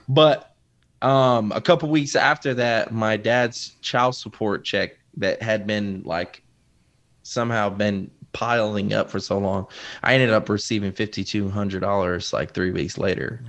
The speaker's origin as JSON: {"language": "English", "town": "Waterbury", "region": "Connecticut", "country": "United States", "tie": "born or raised there", "said": "I'm actually from Waterbury, Connecticut."}